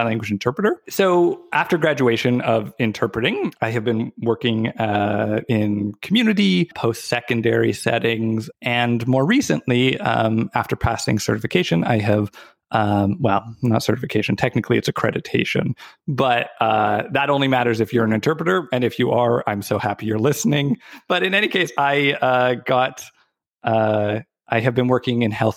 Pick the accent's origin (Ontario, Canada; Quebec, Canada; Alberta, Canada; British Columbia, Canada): British Columbia, Canada; Victoria; also born or lived in Vancouver; So I was born and raised in Victoria